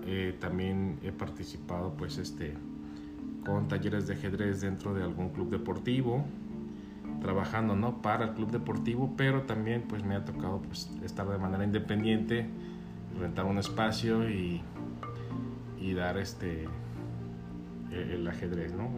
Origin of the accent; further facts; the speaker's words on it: Guadalajara, Jalisco, Mexico; moved away as an adult; also born or lived in Los Cabos; soy de Guadalajara, aquí nací